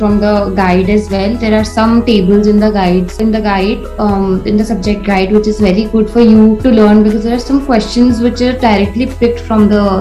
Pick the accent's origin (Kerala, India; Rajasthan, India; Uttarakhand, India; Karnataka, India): Rajasthan, India; Jaipur; I am from Jaipur